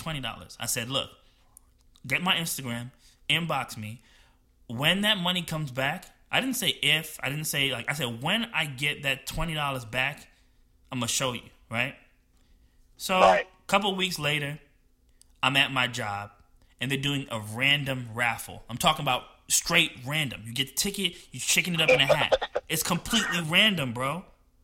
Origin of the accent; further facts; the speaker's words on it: New Jersey, United States; moved away; I'm from New Jersey and I grew up poor